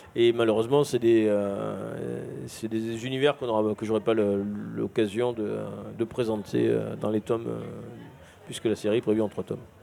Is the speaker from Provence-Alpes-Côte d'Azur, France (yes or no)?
yes; Marseille, Provence-Alpes-Côte d'Azur, France; je suis marseillais de, de, de, de père en fils et je fais des études de dessin au lycée Diderot